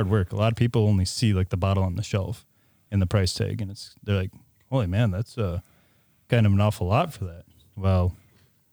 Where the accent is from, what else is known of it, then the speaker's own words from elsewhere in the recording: Crandon, Wisconsin, United States; I was born and raised in the Crandon area here